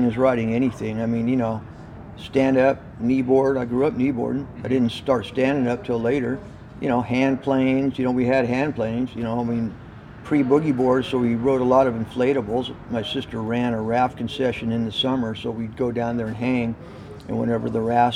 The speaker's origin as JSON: {"language": "English", "town": "San Diego", "region": "California", "country": "United States", "tie": "born or raised there", "said": "I grew up in Mission Hills. Mission Hills is about 5 miles inland from the coast"}